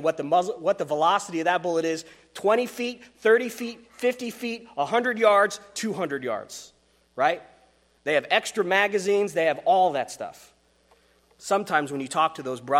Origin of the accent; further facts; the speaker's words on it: Wyoming, United States; I come from Wyoming